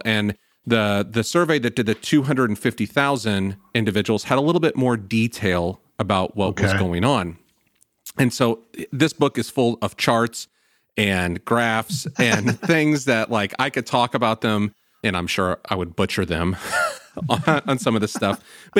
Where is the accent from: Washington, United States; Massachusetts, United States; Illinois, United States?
Illinois, United States; Salem; I grew up in Salem, Illinois, very small town. You about couldn't drive down a street without finding another church.